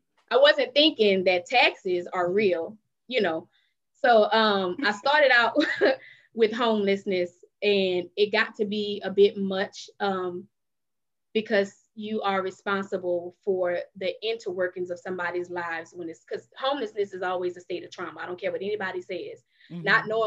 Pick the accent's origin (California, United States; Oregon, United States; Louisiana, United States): Louisiana, United States; New Orleans; moved away; I'm from New Orleans, Louisiana, the 12th Ward.